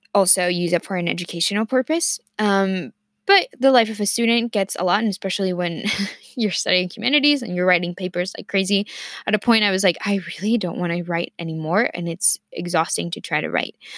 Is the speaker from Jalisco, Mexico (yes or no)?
no; Mexico City, Mexico; first language Spanish; English is a second language; also born or lived in Ohio, United States; now in Virginia, United States; of my life in Mexico City, of course, um, and then I moved to the U S to Ohio, um, seven years ago